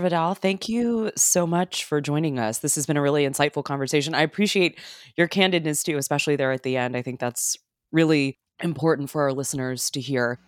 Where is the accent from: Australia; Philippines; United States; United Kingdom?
United States; as an American